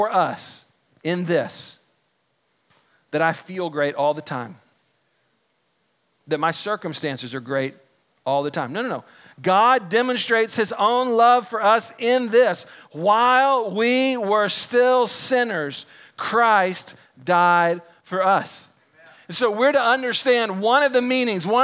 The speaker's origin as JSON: {"language": "English", "region": "Texas", "country": "United States", "tie": "born or raised there", "said": "I grew up here in Texas."}